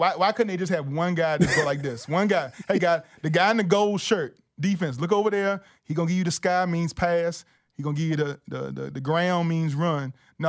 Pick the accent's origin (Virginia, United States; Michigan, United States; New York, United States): Virginia, United States; Richmond; born or raised there; moved away as an adult